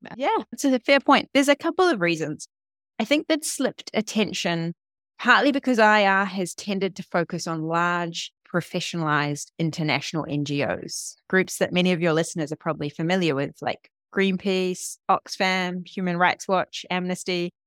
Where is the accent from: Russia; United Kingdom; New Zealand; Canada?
New Zealand; moved away; also born or lived in Berlin; I'm from New Zealand